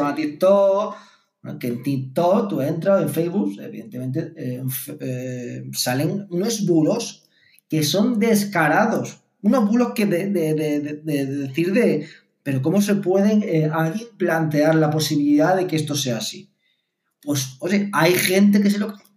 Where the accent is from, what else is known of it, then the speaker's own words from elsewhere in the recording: Martos, Andalusia, Spain; moved away; me iba a al ciber de allí del pueblo, en el caso Martos, eh, a escuchar eh, Cadena Ser eh, online porque mm, no sé por qué motivo la FM de la Ser no funcionaba en mi pueblo